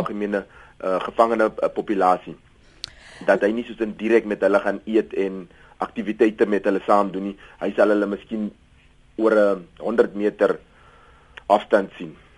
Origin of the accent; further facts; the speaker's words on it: Cape Town, Western Cape, South Africa; ek kom uit Kaapstad uit